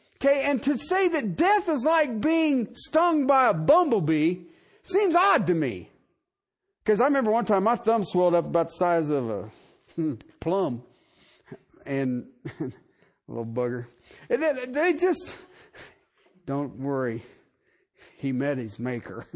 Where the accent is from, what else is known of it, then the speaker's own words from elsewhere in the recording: Southern Ohio, United States; I grew up in Southern Ohio